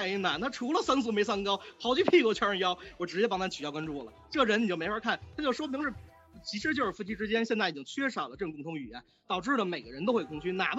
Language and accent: Chinese; Beijing, China; 你看我是北京人，我是北京孩子，那但是我们以前都是四合院，四合院。